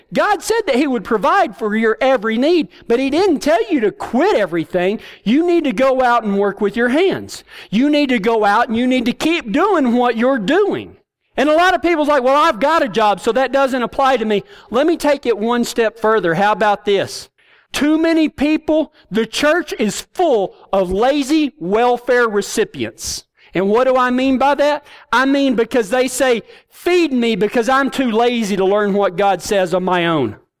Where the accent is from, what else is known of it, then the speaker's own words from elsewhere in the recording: Texas, United States; I'm from Kynosa, Texas.